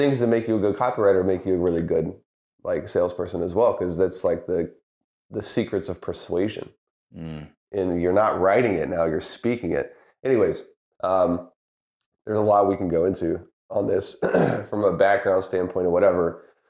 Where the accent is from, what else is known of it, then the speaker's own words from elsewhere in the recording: the South, United States; Like yourself, I grew up in the South, football country. Mm-hmm. I remember going to LSU games as a kid